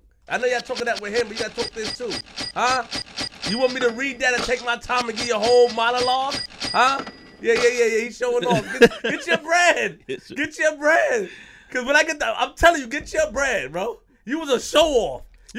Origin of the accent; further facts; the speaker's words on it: Queens, New York, United States; I'm from Queens. I don't co-sign none of that, man.